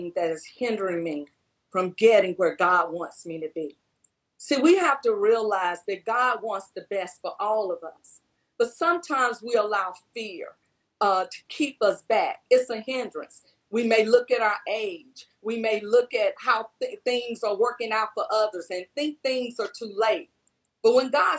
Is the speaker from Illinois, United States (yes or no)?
no; Batesville, Mississippi, United States; now in Tennessee, United States; I'm from Batesville, Mississippi